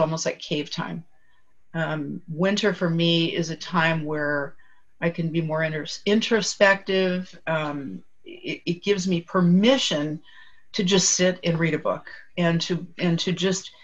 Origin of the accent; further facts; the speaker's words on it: Southern California, United States; moved away as an adult; now in Chicago, United States; I grew up in Southern California